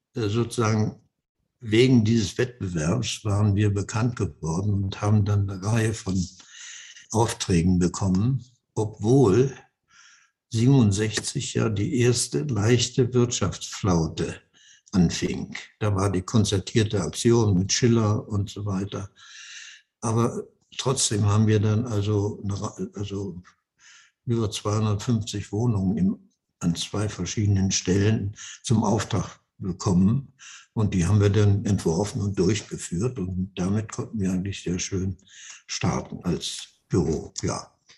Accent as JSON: {"language": "German", "country": "Germany", "also_born_or_lived": "Netherlands", "said": "wir Deutschen"}